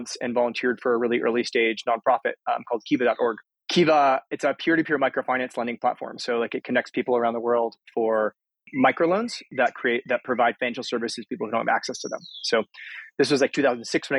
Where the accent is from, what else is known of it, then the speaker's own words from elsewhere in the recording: Aurora, Colorado, United States; I grew up in Aurora, Colorado.